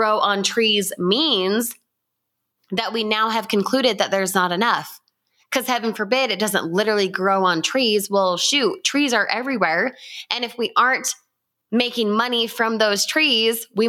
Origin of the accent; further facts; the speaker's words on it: Utah, United States; I grew up in Utah